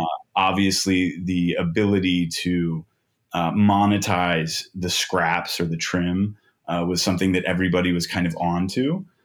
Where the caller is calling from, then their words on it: Manhattan Beach, California, United States; I am calling in from our headquarters in Los Angeles. We're in the Manhattan Beach area.